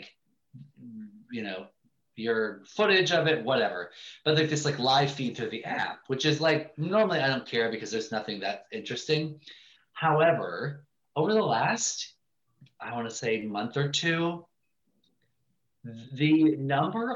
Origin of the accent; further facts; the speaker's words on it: Ohio, United States; now in Montclair, United States; I grew up in Ohio